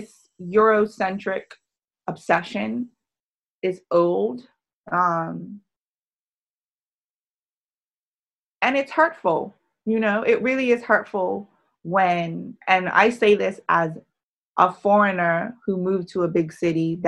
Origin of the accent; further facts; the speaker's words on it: Bermuda; moved away; the small little hub that is Bermuda.